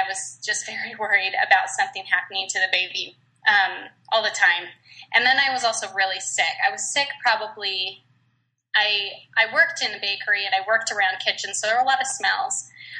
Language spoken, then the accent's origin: English; Virginia, United States; also born or lived in Minnesota / Utah; now in Georgia, United States; Well, I live in Georgia now, but I was born in Minnesota, and then I went to high school in Virginia, Northern Virginia, and I went to culinary school there too.